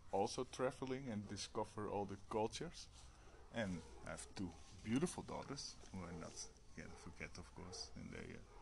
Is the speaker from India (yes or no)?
no; Netherlands; I'm from Holland. It's a little bit farther away, of course.